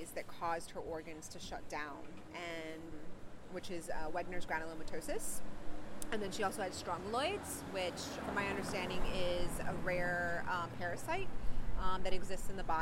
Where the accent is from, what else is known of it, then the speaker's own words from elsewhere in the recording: California, United States; now in Pennsylvania, United States; I grew up mostly in California.